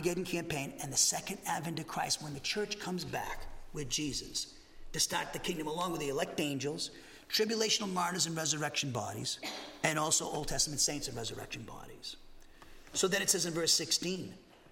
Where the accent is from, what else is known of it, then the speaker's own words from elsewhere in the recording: Massachusetts, United States; moved away as an adult; now in Huntsville, United States; I'm from Massachusetts, and I think everything's here. I don't trust anybody. That's the way we are, Massachusetts.